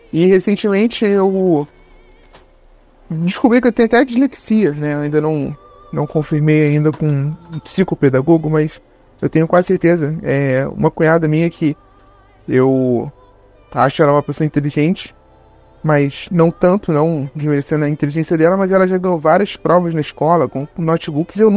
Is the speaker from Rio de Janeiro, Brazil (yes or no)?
yes; Rio de Janeiro, Brazil; tenho 31 anos, sou aqui do Rio de Janeiro.